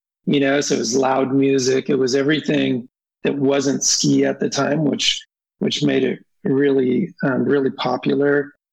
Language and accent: English; Toronto, Ontario, Canada; now in California, United States; I was born in Toronto, Ontario, Canada